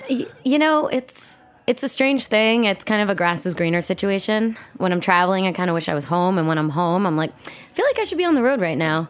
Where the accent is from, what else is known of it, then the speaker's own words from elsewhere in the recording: New York City, New York, United States; I, uh, was born and raised in New York City, grew up on the Upper West Side